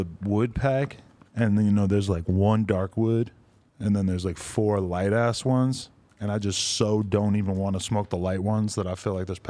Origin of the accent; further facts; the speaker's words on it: East Coast, United States; moved away; I grew up on the East Coast where no Mexican people, it was all Puerto Rican people, Dominicans